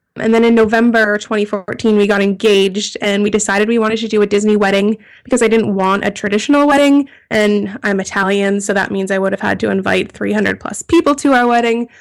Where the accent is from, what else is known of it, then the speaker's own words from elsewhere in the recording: Toronto, Ontario, Canada; we're all from Toronto, Canada